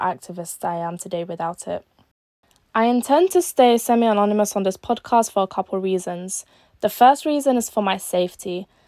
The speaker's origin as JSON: {"language": "English", "region": "London", "country": "United Kingdom", "tie": "born or raised there", "also_born_or_lived": "Algeria", "said": "I was born in Algeria, but I was raised in East London for my whole life"}